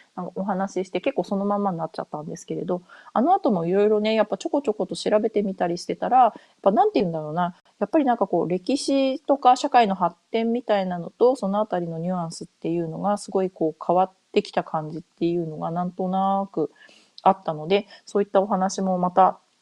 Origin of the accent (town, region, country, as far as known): Japan; first language Japanese; moved away as an adult; now in North America